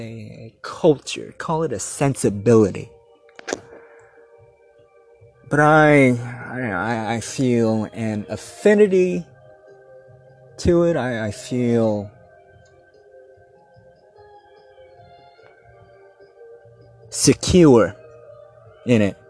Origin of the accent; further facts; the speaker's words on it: Torrance, California, United States; moved away; I grew up in Torrance, California, down there in Southern California. And I was down there for like elementary school